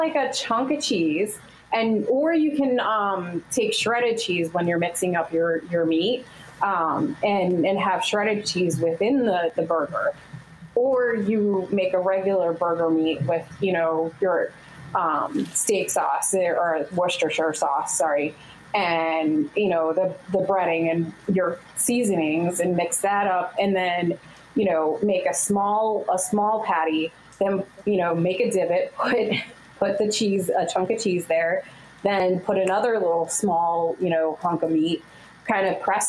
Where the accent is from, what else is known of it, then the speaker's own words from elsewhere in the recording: Northeast, United States; like we're all from the Northeast, as far as I know.